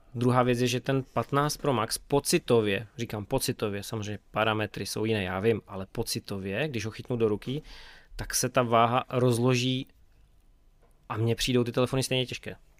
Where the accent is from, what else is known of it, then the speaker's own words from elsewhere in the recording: Beskydy, Czechia; u nás v Beskydech